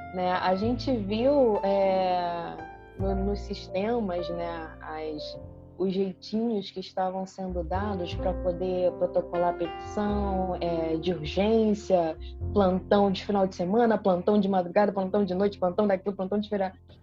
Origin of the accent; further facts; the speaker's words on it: Brazil; A gente é brasileira